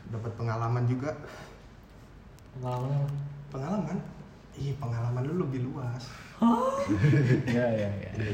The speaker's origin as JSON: {"language": "Indonesian", "town": "Surakarta", "region": "Central Java", "country": "Indonesia", "said": "ada gue dari Solo"}